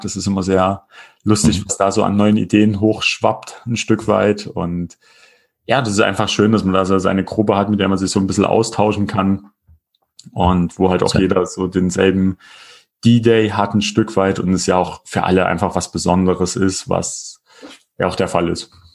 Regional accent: Erfurt, Thuringia, Germany; bei uns in Erfurt

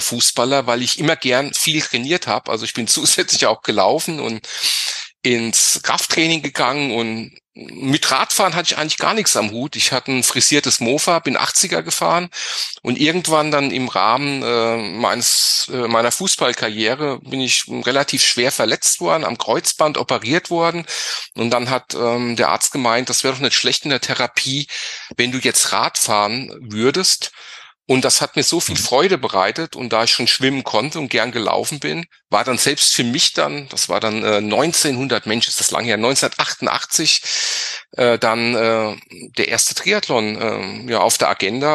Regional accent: Griesheim, Hesse, Germany; ich äh, komme aus, aus Südhessen, aus dem Griesheim bei Darmstadt

